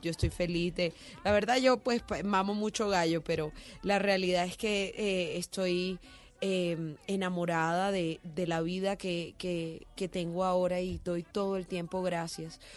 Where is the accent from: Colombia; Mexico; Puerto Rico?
Colombia; Barranquilla, Atlántico; nosotros somos de Barranquilla